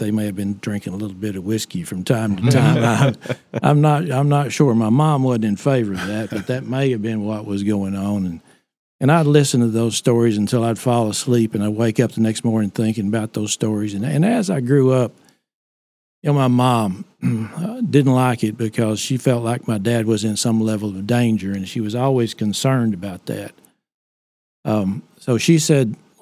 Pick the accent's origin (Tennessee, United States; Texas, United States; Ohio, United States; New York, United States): Texas, United States; Rockwall; also born or lived in Decatur, Texas; I grew up in Rockwall, Texas.